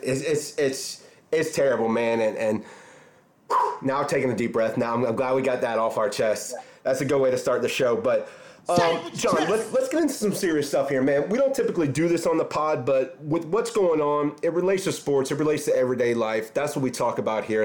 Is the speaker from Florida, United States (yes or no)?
yes; Orange Park, Florida, United States; I grew up in Orange Park too so I grew up kind of in that that area as well